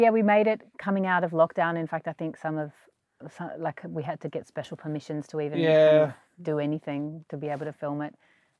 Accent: Geelong, Victoria, Australia; The bit you didn't say perfectly was Geelong. We're from Geelong.

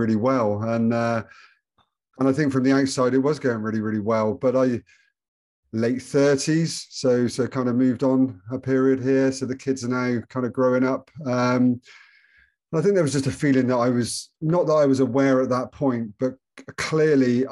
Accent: Bristol, South West England, United Kingdom; moved away as an adult; now in Spain; I'm from Bristol originally.

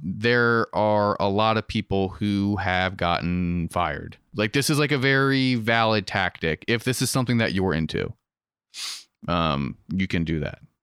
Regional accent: Western Maryland, United States; born and raised in Western Maryland

